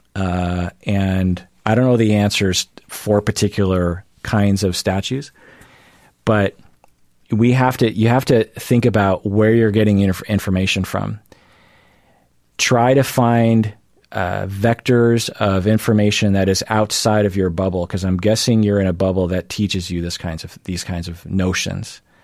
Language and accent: English; United States; I am Asian American